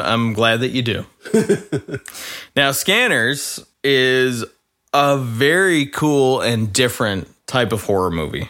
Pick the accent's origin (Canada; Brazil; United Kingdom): Canada; as a Canadian